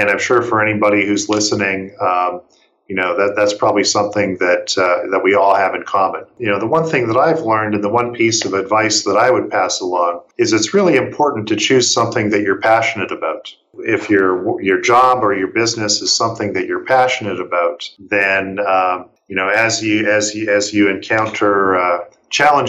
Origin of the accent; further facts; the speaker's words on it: Canada; moved away as an adult; I'm from Canada